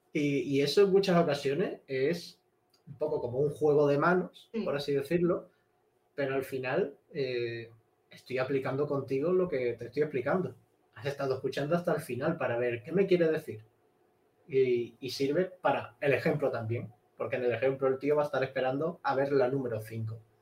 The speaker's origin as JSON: {"language": "Spanish", "area": "Cádiz", "region": "Andalusia", "country": "Spain", "tie": "born or raised there", "also_born_or_lived": "Madrid", "moved": "as an adult", "said": "me fui de, mi pueblo de Cádiz, me fui hasta Madrid a estudiar"}